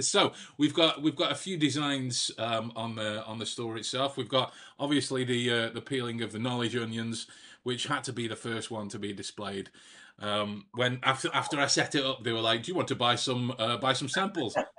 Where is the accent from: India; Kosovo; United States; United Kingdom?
United Kingdom; Staffordshire, West Midlands; I was from from Staffordshire, from the middle of England